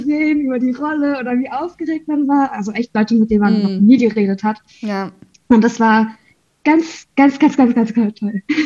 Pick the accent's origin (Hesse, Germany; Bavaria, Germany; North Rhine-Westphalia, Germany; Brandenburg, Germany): North Rhine-Westphalia, Germany; Bei uns in NRW